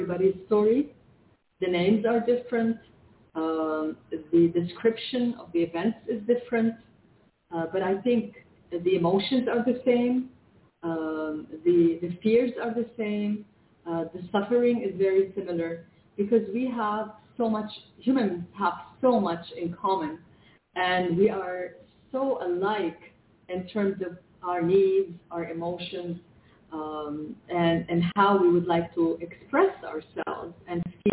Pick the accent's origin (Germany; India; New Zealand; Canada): Canada; English is a second language; now in Lebanon; I was born in Lebanon, and as a child, we immigrated to Canada